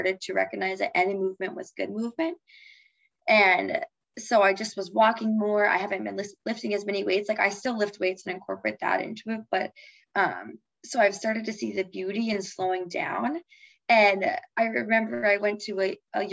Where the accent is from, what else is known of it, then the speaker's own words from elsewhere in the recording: Fargo, North Dakota, United States; when I'm back at in my hometown and like in Fargo